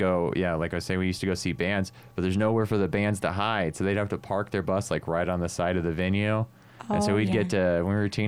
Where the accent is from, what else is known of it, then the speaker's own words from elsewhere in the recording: Northern California, United States; I grew up in Northern California area